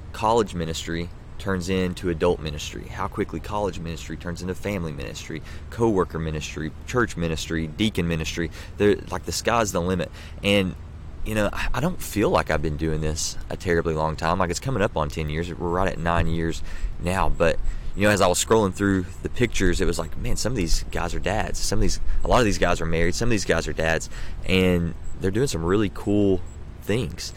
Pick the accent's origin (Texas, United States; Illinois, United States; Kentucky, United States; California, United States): Kentucky, United States; Pikeville; Pikeville's actually my hometown